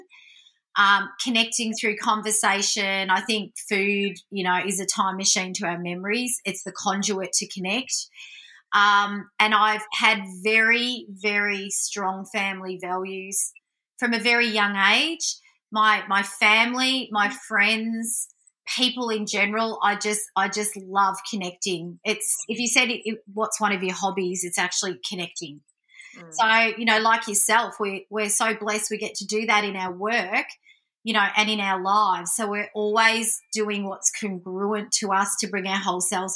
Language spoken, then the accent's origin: English; Melbourne, Victoria, Australia; also born or lived in Central Coast; I grew up Italian, Australian family in Melbourne.